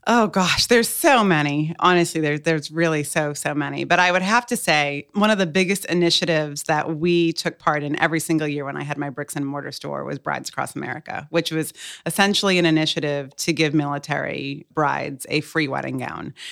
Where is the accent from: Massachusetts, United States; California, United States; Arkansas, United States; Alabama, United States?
Massachusetts, United States; Cape Cod; also born or lived in Boston, Massachusetts; now in Hampton Roads, United States; I was born and raised on Cape Cod. Well, I was born in Boston, but raised in Cape Cod